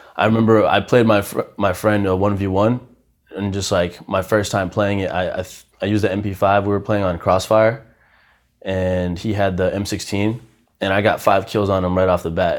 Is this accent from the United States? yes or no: yes; Haverhill, Massachusetts, United States; also born or lived in Brazil / Lowell, Massachusetts; when I was seven, we moved to Massachusetts. Um, I actually, my first five years in Massachusetts, I lived in Lowell